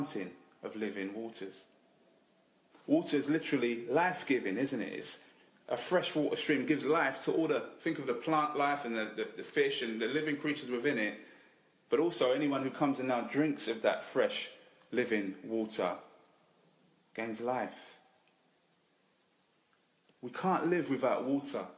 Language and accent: English; England, United Kingdom; Now, I know we're English